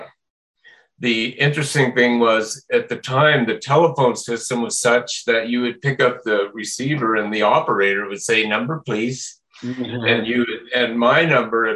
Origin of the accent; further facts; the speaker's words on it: Las Animas, Colorado, United States; moved away as an adult; also born or lived in San Francisco; came back to my hometown of Los Animas